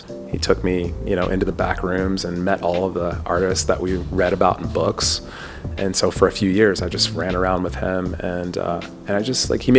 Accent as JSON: {"language": "English", "town": "Louisville", "region": "Kentucky", "country": "United States", "tie": "born or raised there", "said": "I grew up in Louisville, Kentucky."}